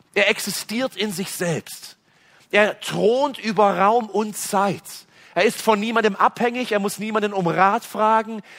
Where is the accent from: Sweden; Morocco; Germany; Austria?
Germany; West Germany; bei uns in Westdeutschland